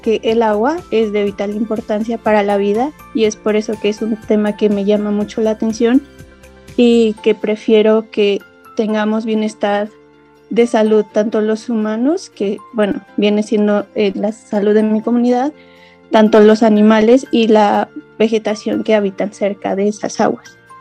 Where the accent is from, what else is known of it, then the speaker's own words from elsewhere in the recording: Hidalgo, Mexico; soy del estado de Hidalgo, en México